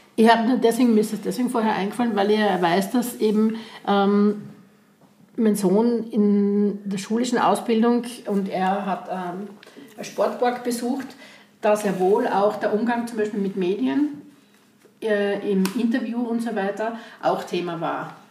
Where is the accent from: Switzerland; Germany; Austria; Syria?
Austria; Graz, Styria; bei uns in Graz, Umgebung, Steiermark